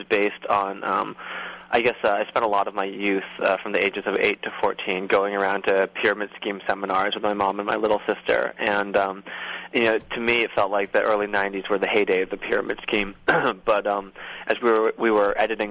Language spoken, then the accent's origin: English; outside of Boston, Massachusetts, United States; moved away as an adult; also born or lived in Los Angeles, United States; now in New York, United States; I grew up outside of Boston